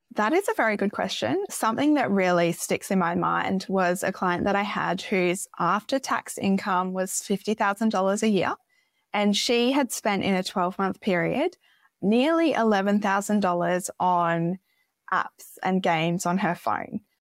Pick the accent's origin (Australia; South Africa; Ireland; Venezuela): Australia; Gold Coast, Queensland; also born or lived in Sweden; I was born in Sweden, grew up on the Gold Coast